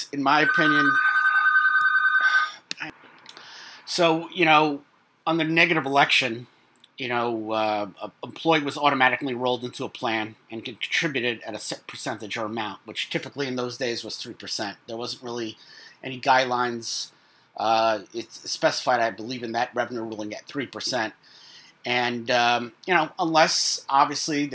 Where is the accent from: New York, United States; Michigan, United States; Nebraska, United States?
New York, United States; New York City; in Brooklyn, my hometown